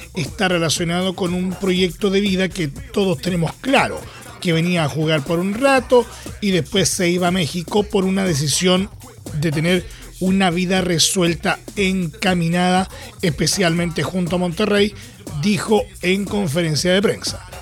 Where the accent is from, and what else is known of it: Chile